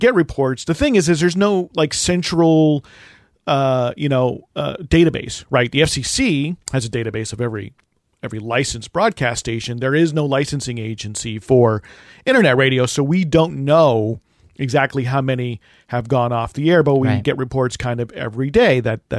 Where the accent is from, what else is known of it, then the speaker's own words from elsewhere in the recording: New Jersey, United States; moved away; also born or lived in Chicago; It's because I'm from New Jersey.